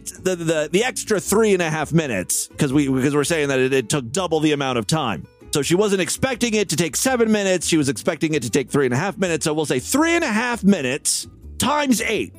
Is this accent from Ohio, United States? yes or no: yes; Ohio, United States; my home state here uh, in Ohio